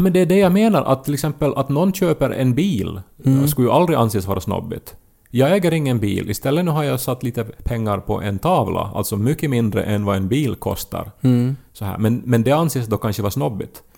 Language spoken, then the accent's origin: Swedish; Pedersöre, Ostrobothnia, Finland; när vi växte upp i Pedersöre